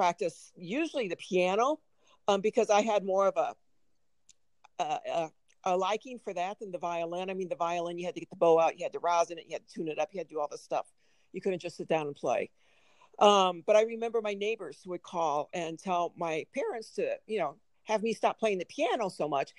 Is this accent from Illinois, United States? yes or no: yes; Springfield, Illinois, United States; moved away as an adult; also born or lived in Chicago, Illinois / Minnesota; now in Missoula, United States; When I was 6 years old, we moved from Chicago, Illinois, to Springfield, Illinois